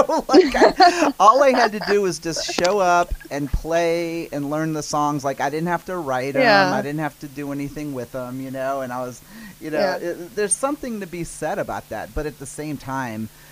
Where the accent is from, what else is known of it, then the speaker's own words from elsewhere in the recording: New Orleans, Louisiana, United States; I'm from New Orleans